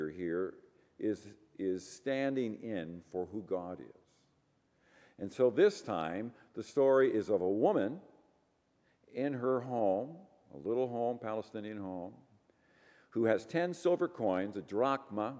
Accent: Ireland; I'm Irish

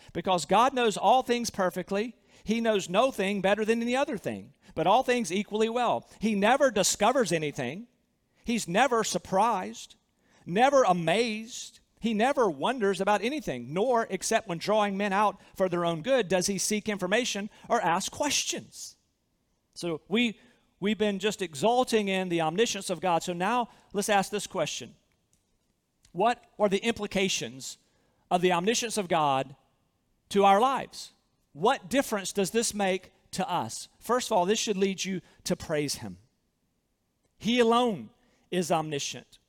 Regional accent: Southern, United States; accent: Southern; with my Southern accent

